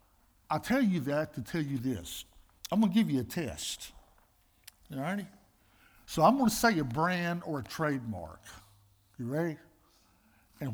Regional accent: Greensboro, North Carolina, United States; I'm from Greensboro, North Carolina

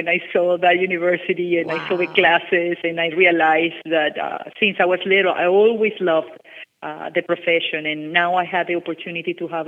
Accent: Caracas, Capital District, Venezuela; now in Miami, United States; I grew up in Venezuela, in Caracas, Venezuela

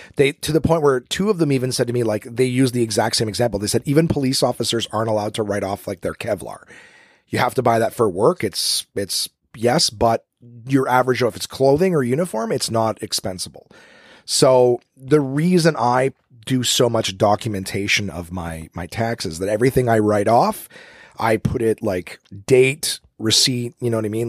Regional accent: Canada; now in Ottawa, Canada; I'm Canadian, coming at you live from the capital of the country.

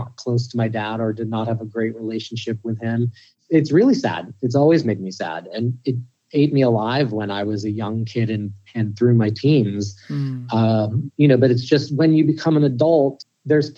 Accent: Pittsburgh, Pennsylvania, United States; I grew up in Pittsburgh

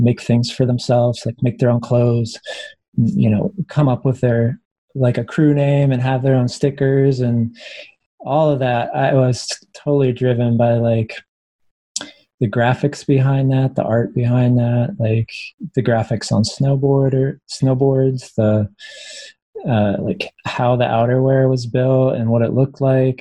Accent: United States; moved away as an adult; also born or lived in Reno, Nevada; now in Portland, United States; I grew up in Lake Tahoe

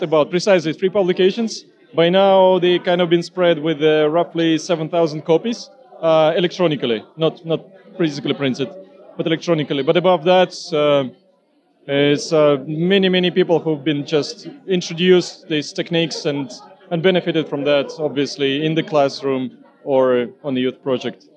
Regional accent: Estonia; I'm coming from Estonia.

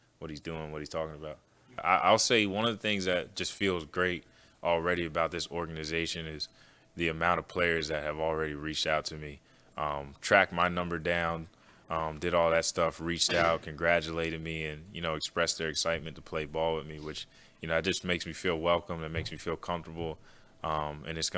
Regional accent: Pennsylvania, United States; moved away; I grew up in Pennsylvania

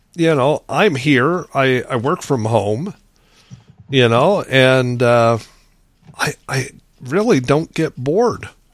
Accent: Lincoln, Nebraska, United States; moved away as an adult; also born or lived in Phoenix, Arizona / Grand Canyon / Valentine, Nebraska; I grew up in Lincoln, Nebraska, 230 some thousand at the time

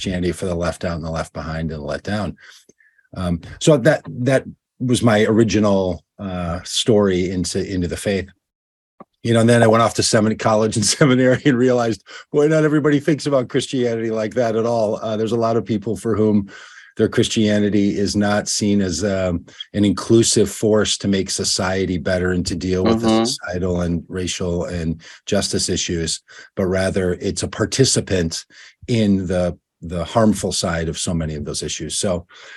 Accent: Minnesota, United States; I'm from Minnesota. That's where I live now. Grew up here, and I've lived here almost all of my life.

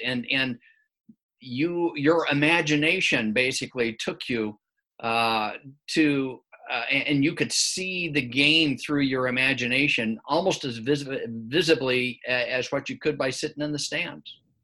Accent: Midwest, United States; growing up in the Midwest

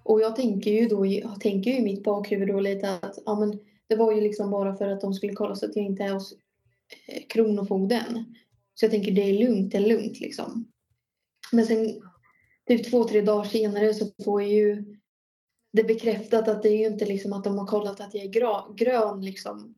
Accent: Norrköping, Östergötland, Sweden; jag är ju från Norrköping

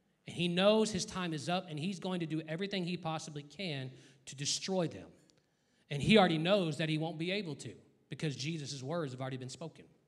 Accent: United States; I'm an American

